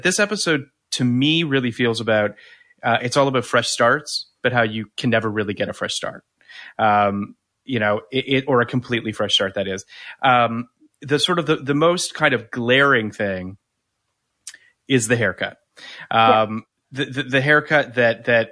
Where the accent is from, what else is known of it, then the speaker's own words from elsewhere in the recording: Canada; I'm from Canada